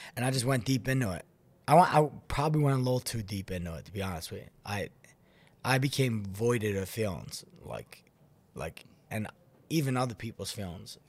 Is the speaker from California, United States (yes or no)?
no; Philadelphia, Pennsylvania, United States; born or raised there; moved away as an adult; also born or lived in Florida